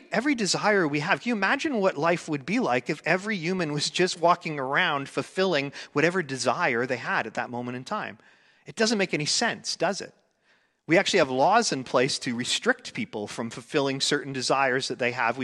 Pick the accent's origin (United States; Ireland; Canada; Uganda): Canada; I grew up here in Canada